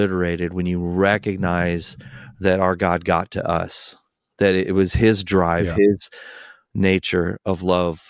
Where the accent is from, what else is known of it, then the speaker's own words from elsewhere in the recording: North Carolina, United States; I'm from North Carolina